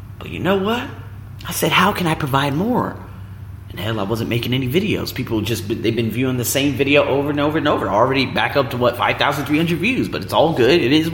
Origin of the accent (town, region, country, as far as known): United States; moved away as an adult; now in Thailand